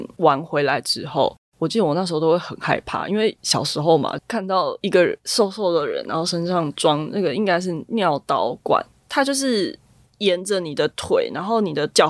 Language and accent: Chinese; Zhonghe, New Taipei, Taiwan; 对，我们住在中和南势角，然后爸爸就会开车带我们去新店深坑老街吃臭豆腐。